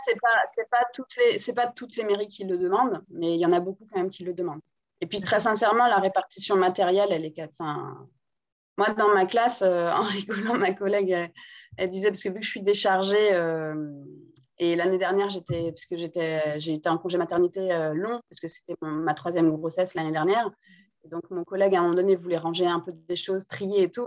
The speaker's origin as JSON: {"language": "French", "country": "Guadeloupe", "tie": "born or raised there", "also_born_or_lived": "France", "first_language": "Guadeloupean Creole", "second_language": "French", "said": "je suis née en Guadeloupe et je parle très bien le créole. C'est entre guillemets, la première langue que j'ai parlé"}